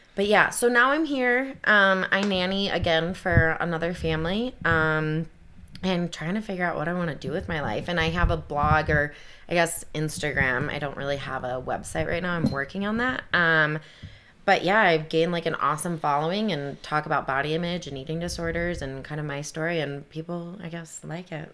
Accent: Kalamazoo, Michigan, United States; moved away as an adult; also born or lived in Detroit, Michigan; I'm from Kalamazoo, Michigan.

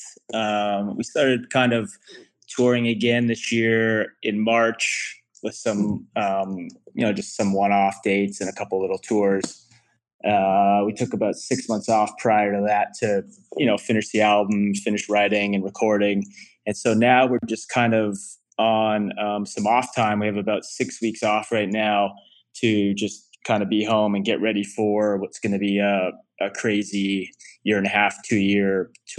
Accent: Ajax, Ontario, Canada; now in Toronto, Canada; it was a suburb of Toronto called Ajax, which is like 40 minutes outside of Toronto. I live downtown Toronto now, but I grew up, you know, I spent 20 years in Ajax growing up

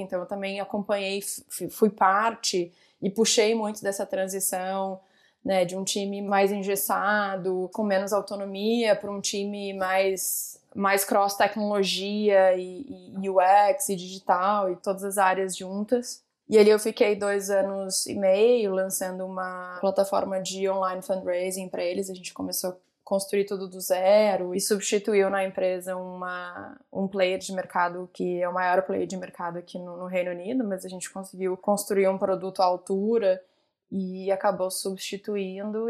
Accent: Porto Alegre, Rio Grande do Sul, Brazil; moved away as an adult; also born or lived in Rio de Janeiro / São Paulo; eu sou gaúcha, né? Então saí de Porto Alegre, fui para o Rio

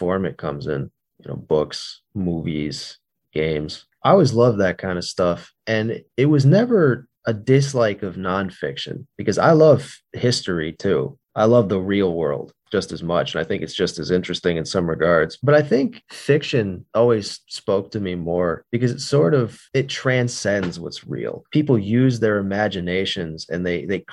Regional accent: United States; also born or lived in Northeast United States; I'm from the United States of America. I live in the Northeast.

